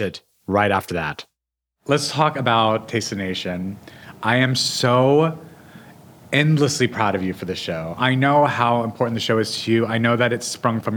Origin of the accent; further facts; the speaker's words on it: New Mexico, United States; I grew up in New Mexico.